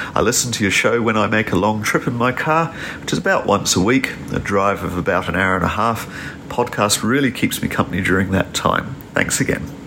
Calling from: Papamoa Beach, Bay of Plenty, New Zealand; I'm calling from Papamoa Beach here in New Zealand.

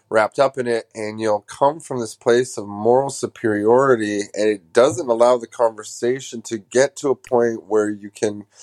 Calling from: Canada; Hi, Greg. Uh, I'm a fan from Canada. Canada, fuck.

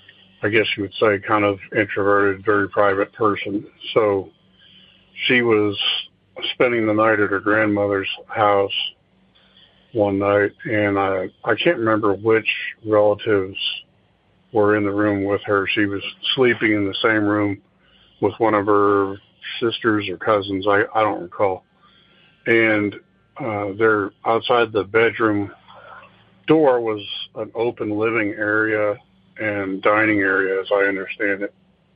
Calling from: Oklahoma City, Oklahoma, United States; from Oklahoma City again.

